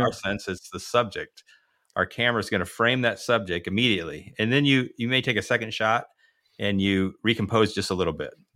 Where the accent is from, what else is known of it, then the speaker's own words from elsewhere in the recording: United States; as an American